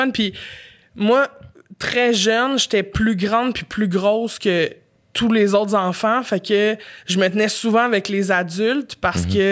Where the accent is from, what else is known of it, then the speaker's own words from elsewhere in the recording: Montreal, Quebec, Canada; J'étais Montréal.